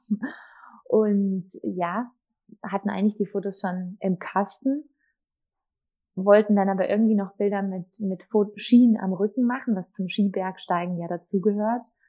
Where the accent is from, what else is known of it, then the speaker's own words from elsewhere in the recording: Markt Indersdorf, Bavaria, Germany; also born or lived in Munich; ich bin ja in Dachau, im Markt Indersdorf geboren, im Landkreis Dachau